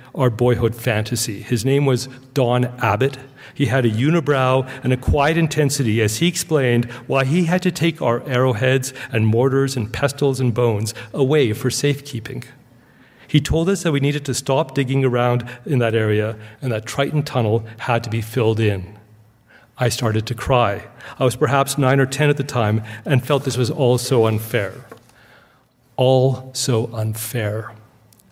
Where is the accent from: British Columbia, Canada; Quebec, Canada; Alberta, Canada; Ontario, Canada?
British Columbia, Canada; Victoria; moved away as an adult; also born or lived in Egypt / Toronto; my own background as a child growing up in Victoria, British Columbia